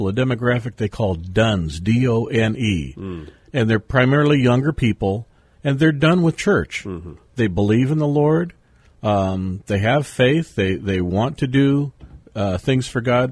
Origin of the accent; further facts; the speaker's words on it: San Diego, California, United States; moved away; I am a third-generation San Diego native